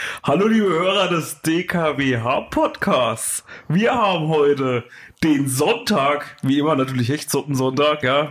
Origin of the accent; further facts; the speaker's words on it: Thuringia, Germany; now in Brandenburg, Germany; Ich komme ja nur aus Thüringen